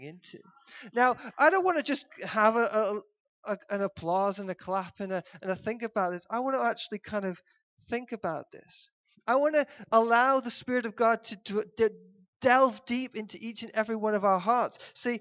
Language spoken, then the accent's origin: English; United Kingdom; us as a British people